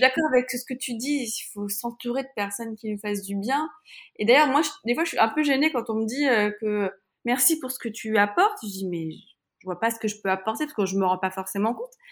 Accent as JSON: {"language": "French", "country": "France", "said": "nous, en tant que Français, qui avons la sécurité sociale"}